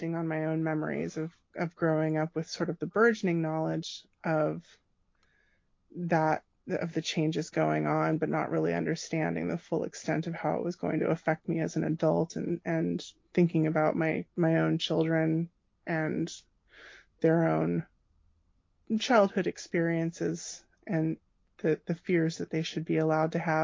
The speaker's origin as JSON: {"language": "English", "town": "Gilroy", "region": "California", "country": "United States", "tie": "born or raised there", "said": "I grew up in Gilroy, California."}